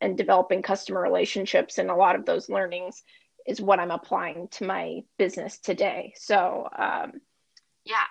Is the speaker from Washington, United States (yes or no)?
yes; Bellevue, Washington, United States; I actually grew up in a city just outside of Seattle called Bellevue